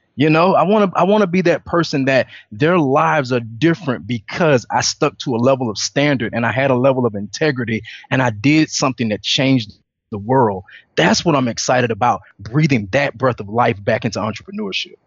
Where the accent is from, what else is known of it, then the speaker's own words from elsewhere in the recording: Atlanta, Georgia, United States; I'm originally from Atlanta, Georgia